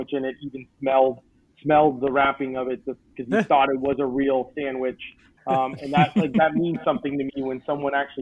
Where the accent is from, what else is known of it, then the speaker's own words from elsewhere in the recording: New Jersey, United States; now in Orlando, United States; I'm originally from New Jersey